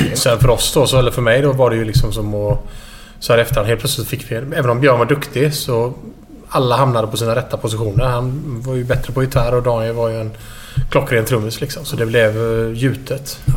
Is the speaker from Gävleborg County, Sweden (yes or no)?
no; Gothenburg, Västra Götaland, Sweden; also born or lived in Stockholm; sen flyttade vi till Göteborg och bodde i Skintebo. Och, eh, söder om Göteborg. En bit ovanför eh, Kullavik. Eh, och där har jag bott hela mitt liv